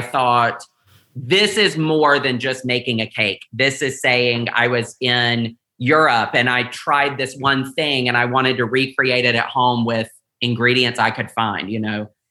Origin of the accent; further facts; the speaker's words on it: the South, United States; growing up in the South